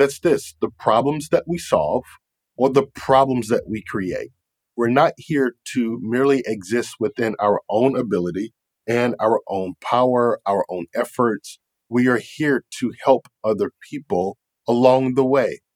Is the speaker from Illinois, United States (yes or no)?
no; Raleigh, North Carolina, United States; now in Jacksonville, United States; I grew up in the Raleigh-Durham, North Carolina area